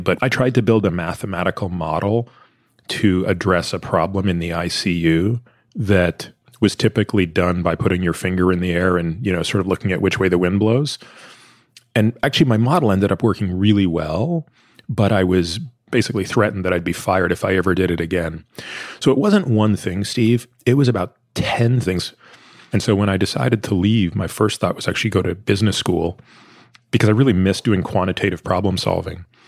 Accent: Toronto, Ontario, Canada; I grew up in Toronto

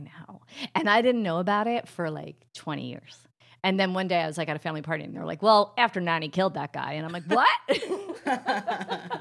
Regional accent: New Jersey, United States; I'm from Jersey, so it comes out auntie

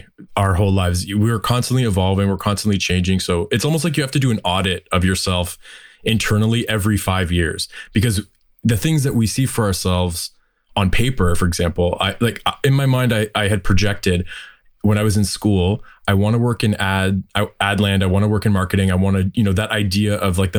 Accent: Windsor, Ontario, Canada; moved away as an adult; also born or lived in Toronto; I'm originally from Windsor, Ontario, and I'm back here now

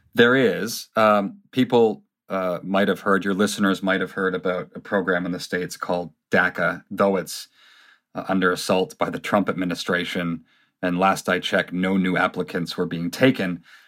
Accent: Canada; when we were growing up in Canada

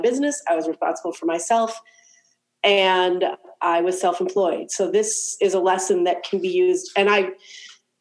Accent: Cleveland, Ohio, United States; Cleveland because it's my hometown and I love it

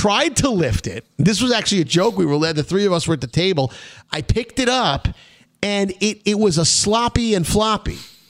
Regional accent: New York City, New York, United States; you know that we're both from Brooklyn, born

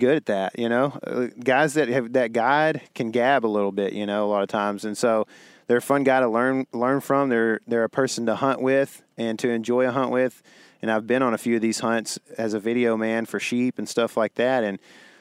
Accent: Texas, United States; being a Texan

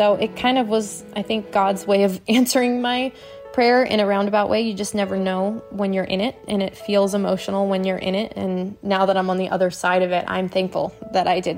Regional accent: Michigan, United States; moved away; also born or lived in Arizona; I am originally from Michigan

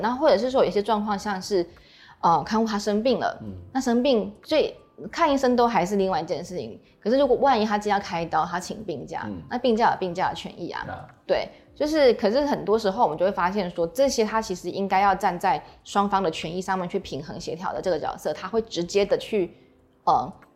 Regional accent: Taiwan; 说他的病假是跟我们台湾人一样

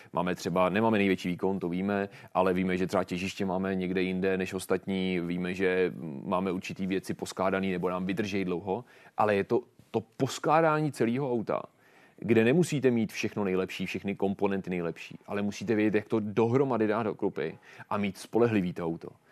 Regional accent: Czechia; jsme nejlepší Češi

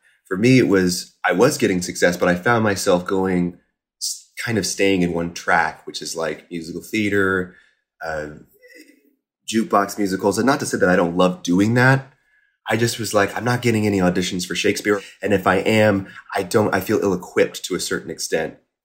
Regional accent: Carmel, Indiana, United States; moved away as an adult; also born or lived in Boston; I grew up in Carmel, Indiana

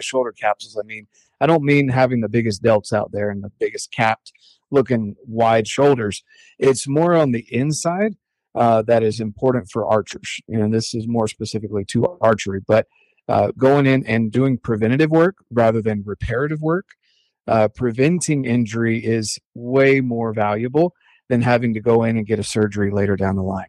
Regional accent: North Carolina, United States; also born or lived in Cherry Point, North Carolina; now in Utah, United States; I'm originally from North Carolina

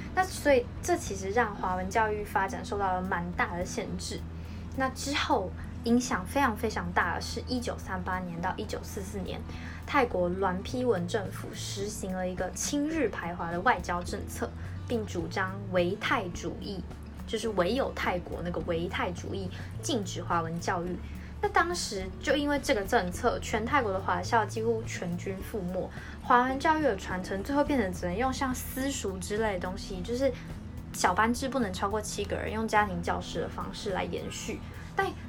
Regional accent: Taiwan; 我们一起来台湾长大

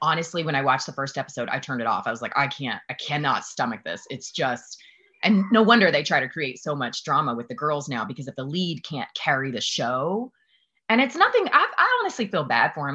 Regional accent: the South, United States; I'm from the South

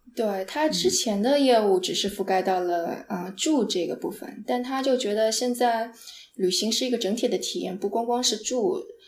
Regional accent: Jiangsu, China; also born or lived in San Francisco, United States; now in Los Angeles, United States; 因为我是个江苏人，江苏是特别潮湿的地方

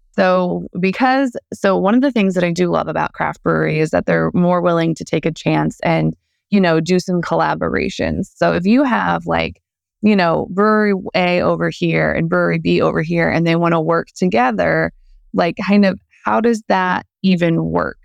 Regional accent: St. Louis, Missouri, United States; growing up in Saint Louis

